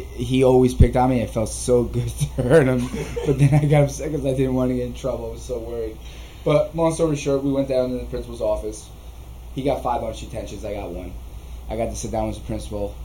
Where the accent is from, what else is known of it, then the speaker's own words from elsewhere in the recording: Ramsey, New Jersey, United States; also born or lived in Lodi, New Jersey; I moved from Lodi, where I used to live, into Ramsey, about just 15, 20 minutes north, and it was a completely different atmosphere, even being, you know, in third grade